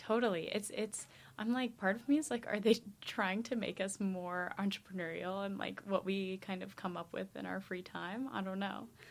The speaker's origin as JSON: {"language": "English", "country": "United States", "moved": "yes", "said": "as an American"}